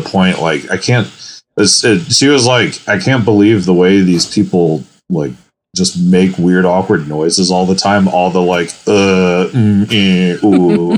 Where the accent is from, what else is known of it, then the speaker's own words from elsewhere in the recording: United States; as an American